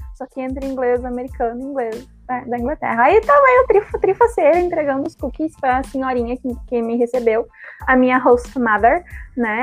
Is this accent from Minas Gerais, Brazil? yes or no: no; Porto Alegre, Rio Grande do Sul, Brazil; Eu moro na, nasci na Restinga